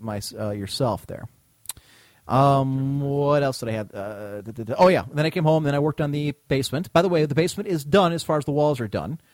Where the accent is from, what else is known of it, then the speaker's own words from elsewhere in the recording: United States; as Americans